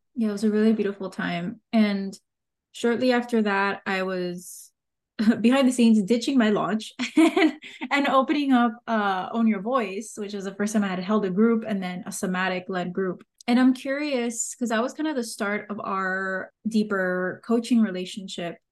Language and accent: English; Miami, Florida, United States; accent: Miami; my Miami accent